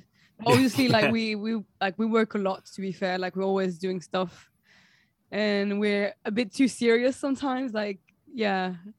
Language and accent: English; Provence-Alpes-Côte d'Azur, France; English is a second language; moved away as an adult; because I'm French and I was born in the High Alps, like in the mountains.